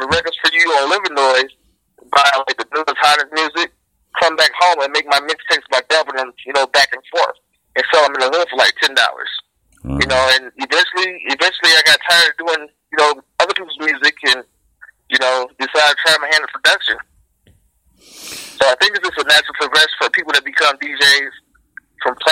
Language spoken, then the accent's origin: English; Detroit, Michigan, United States; Born and raised on the west side of Detroit, off of 6 Mile and Lawton.